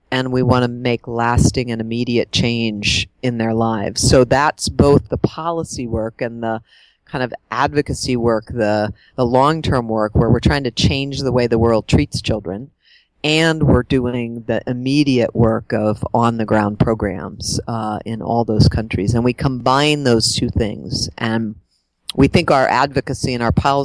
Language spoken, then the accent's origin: English; Pennsylvania outside of Pittsburgh, United States; I grew up in Pennsylvania outside of Pittsburgh and had a pretty kind of normal suburban life